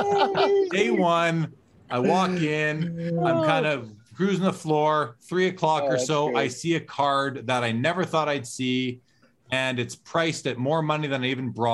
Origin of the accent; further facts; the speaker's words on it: Canada; being Canadian